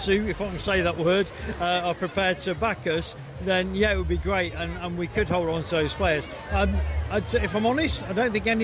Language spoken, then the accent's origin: English; Bedworth, West Midlands, United Kingdom; I'm from Bedworth